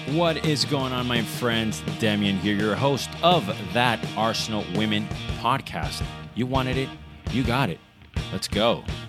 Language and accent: English; Venezuela; growing up in Venezuela, you see a lot or you saw a lot of Italian football